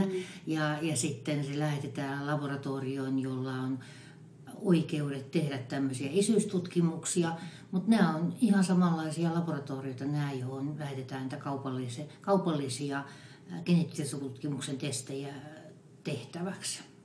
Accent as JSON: {"language": "Finnish", "region": "Western Finland", "country": "Finland", "said": "mä olen länsisuomalainen"}